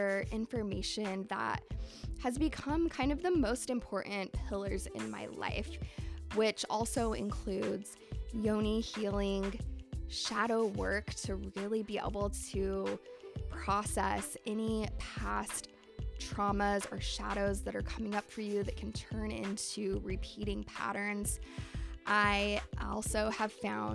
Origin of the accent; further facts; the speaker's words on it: Salt Lake City, Utah, United States; I grew up in Salt Lake City, Utah